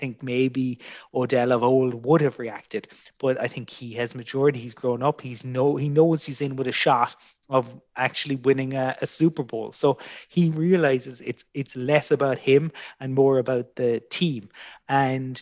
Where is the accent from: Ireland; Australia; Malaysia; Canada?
Ireland; Fermoy, Munster; I grew up in Fermoy watching the NFL in the late 80s